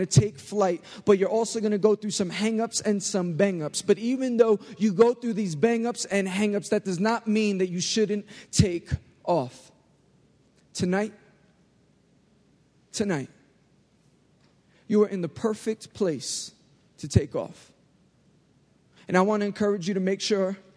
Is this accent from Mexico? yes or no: no; New York, United States; I know I'm from New York